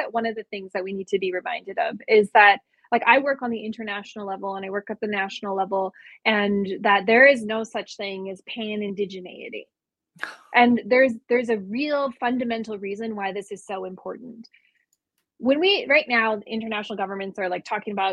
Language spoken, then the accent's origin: English; Canada; who we are as Dene